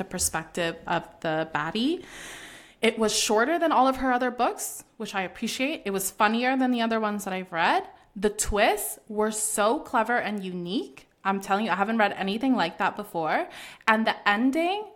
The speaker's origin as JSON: {"language": "English", "country": "Canada", "said": "as a Canadian"}